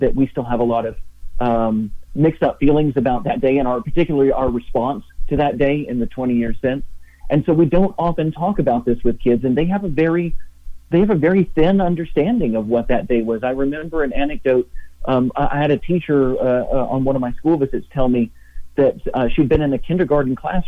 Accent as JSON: {"language": "English", "town": "Knoxville", "region": "Tennessee", "country": "United States", "tie": "born or raised there", "said": "I grew up in Knoxville, Tennessee, and was living and working in Tennessee on September 11th, 2001"}